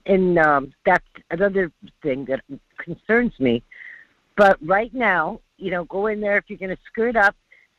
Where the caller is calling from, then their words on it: North Pole, Alaska, United States; Hi, this is … from North Pole. How are you today?